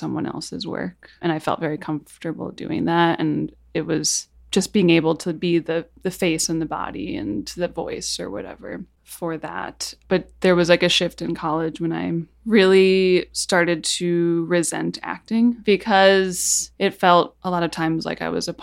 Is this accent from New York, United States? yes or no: no; Chicago, Illinois, United States; I'm from Chicago, and I have a band called ….